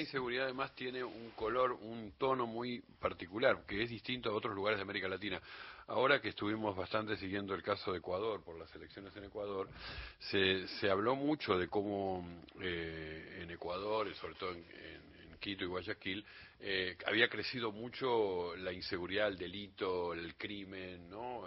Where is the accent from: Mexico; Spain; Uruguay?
Uruguay; now in Argentina; yo que soy uruguayo y recuerdo que cuando vine acá en, los, en los 70, a, la Argentina